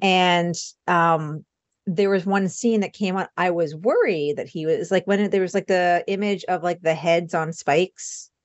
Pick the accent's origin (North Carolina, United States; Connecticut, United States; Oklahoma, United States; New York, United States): New York, United States; Long Island; I grew up on Long Island outside the city